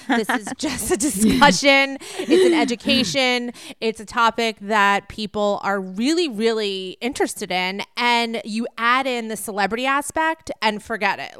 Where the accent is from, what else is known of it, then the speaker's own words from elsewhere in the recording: East Coast, United States; I grew up on the East Coast